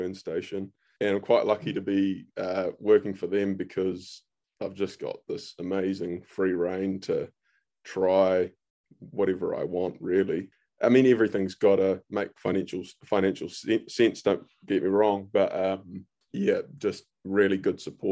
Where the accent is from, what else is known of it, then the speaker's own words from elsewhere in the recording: Auckland, New Zealand; moved away as an adult; also born or lived in Hawke's Bay; now in Central Otago, New Zealand; I grew up in Auckland.